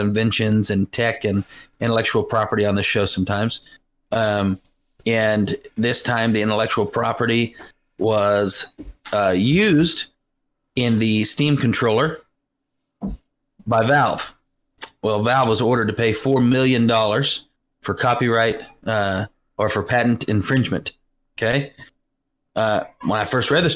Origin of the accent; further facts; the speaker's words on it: United States; I'm American